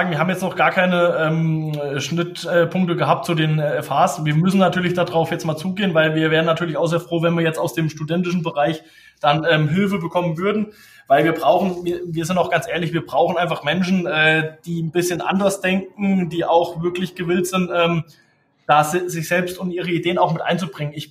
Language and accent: German; Tann, Hesse, Germany; ich bin natürlich aus der Rhön, ich komme aus der Rhön, ich bin äh, hier aufgewachsen in der Nähe von Tann.